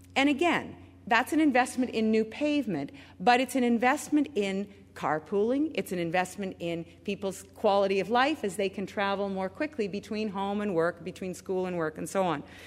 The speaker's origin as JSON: {"language": "English", "town": "Richmond Hill", "region": "Ontario", "country": "Canada", "tie": "born or raised there", "said": "I was able to be with my grandma in downtown Toronto growing up in Richmond Hill"}